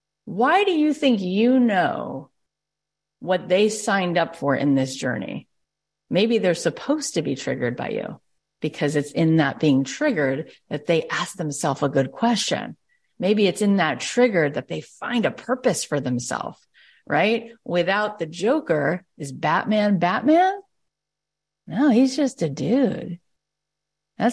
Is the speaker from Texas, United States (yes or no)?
yes; Arlington, Texas, United States; And for some people growing up in Arlington, Texas, they don't like the things that are different about me.